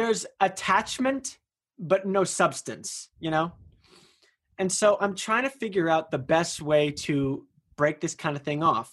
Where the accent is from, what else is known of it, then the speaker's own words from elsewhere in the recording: Bay Area, California, United States; I'm from the Bay Area